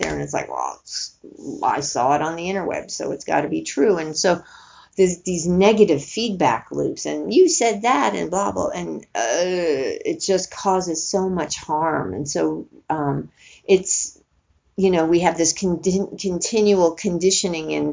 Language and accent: English; Northeast, United States; moved away; where I grew up in East Coast and, you know, the Northeast